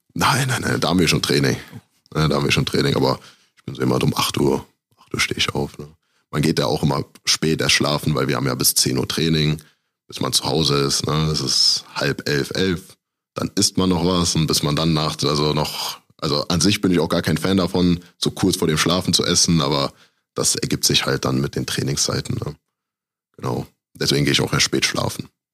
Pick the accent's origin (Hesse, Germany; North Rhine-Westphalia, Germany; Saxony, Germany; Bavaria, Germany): North Rhine-Westphalia, Germany; Aachen; moved away as an adult; also born or lived in Düsseldorf / Cologne; now in Iserlohn, Germany; ich komme halt aus Aachen ursprünglich